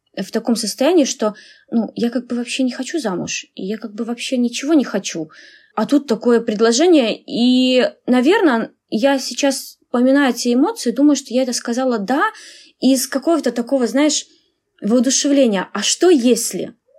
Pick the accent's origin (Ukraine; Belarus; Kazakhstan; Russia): Belarus; moved away as an adult; now in Finland; я из Беларуси